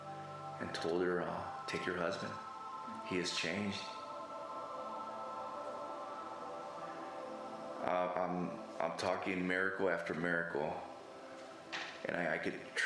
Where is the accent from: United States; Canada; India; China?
United States; Los Angeles, California; moved away; also born or lived in Oregon / Texas; I grew up in the San Fernando Valley in Los Angeles, California